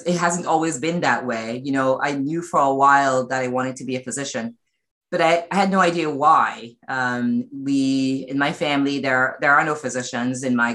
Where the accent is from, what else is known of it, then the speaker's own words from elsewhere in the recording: New York City, New York, United States; I spent almost all my formative years in Brooklyn, including undergrad